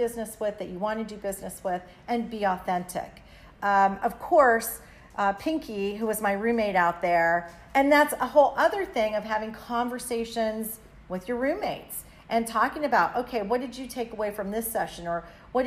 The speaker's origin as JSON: {"language": "English", "region": "South Florida", "country": "United States", "said": "I'm from South Florida"}